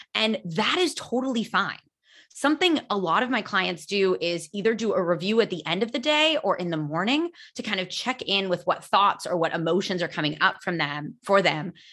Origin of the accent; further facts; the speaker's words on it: United States; first language English; now in Spain; I am American